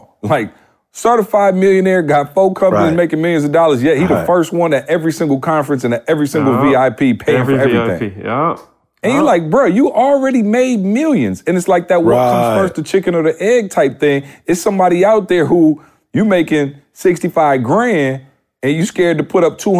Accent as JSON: {"language": "English", "region": "Midwest", "country": "United States", "said": "I'm from the Midwest. I didn't even know motivational speaking was a career."}